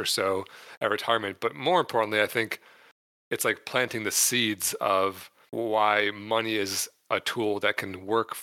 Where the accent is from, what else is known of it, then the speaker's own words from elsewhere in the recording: Michigan, United States; moved away as an adult; now in San Diego, United States; I grew up in Michigan until I was 29 and then moved to San Diego, California, where I currently live